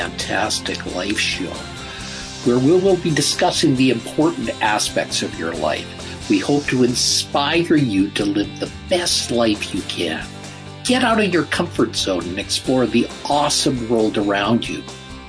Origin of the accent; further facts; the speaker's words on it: Canada; I'm a Canadian. I'm a white Canadian.